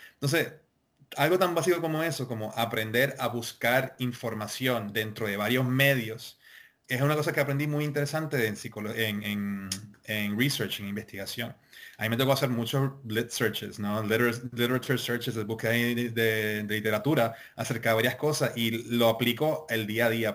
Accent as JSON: {"language": "Spanish", "country": "Puerto Rico", "said": "como puertorriqueños"}